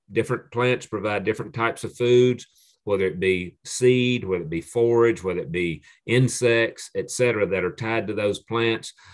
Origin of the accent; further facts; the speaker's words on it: Piedmont of North Carolina, United States; the area where I grew up in the Piedmont of North Carolina